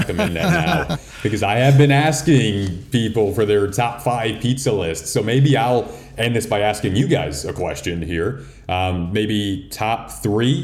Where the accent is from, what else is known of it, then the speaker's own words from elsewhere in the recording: Detroit, Michigan, United States; moved away as an adult; now in Chicago, United States; I grew up in Detroit watching the Red Wings